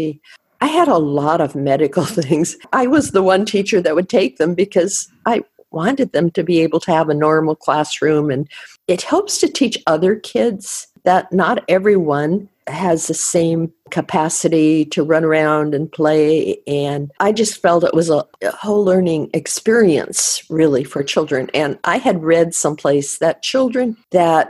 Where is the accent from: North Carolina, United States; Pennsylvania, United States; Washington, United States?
Washington, United States; Colville; also born or lived in Decorah, Iowa / Tacoma, Washington / Tanzania / India; we had to move every once in a while, and we moved from Iowa to the state of Washington, and I grew up in two small towns in Washington, Chewila and Colville